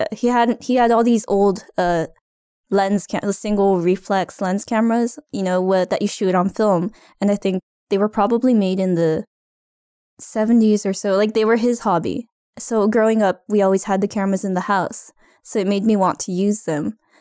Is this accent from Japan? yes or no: yes; Japan; moved away as an adult; also born or lived in California; now in Ottawa, Canada; I'm originally from Japan, just an hour and a half away from Tokyo. And I lived in California as a child, but otherwise grew up in Japan. And I moved to Ottawa 2 years ago.